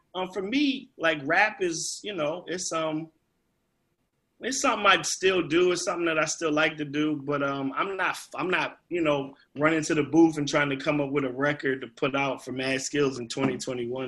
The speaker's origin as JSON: {"language": "English", "region": "Virginia", "country": "United States", "said": "being from Virginia"}